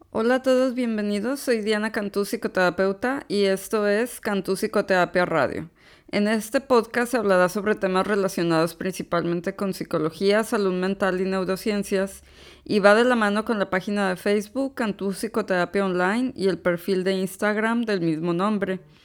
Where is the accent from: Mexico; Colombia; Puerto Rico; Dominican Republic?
Mexico; Monterrey, Nuevo León; now in United States; Yo soy originaria de Monterrey, Nuevo León, aunque actualmente radico en los Estados Unidos